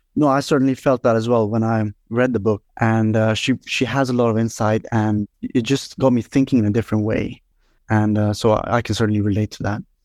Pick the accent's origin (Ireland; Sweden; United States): Sweden; also born or lived in India; I was born in India, and, uh, then we migrated to Sweden at the eight, when I was six years old, and that's really where I grew up